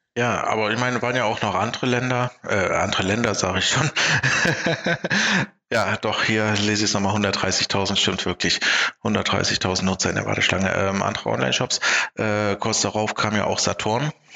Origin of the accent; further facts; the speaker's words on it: Germany; bei uns in Deutschland